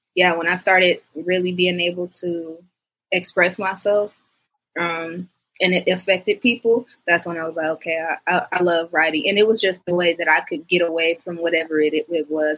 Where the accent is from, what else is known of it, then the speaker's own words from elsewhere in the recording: Detroit, Michigan, United States; I'm from Detroit, Michigan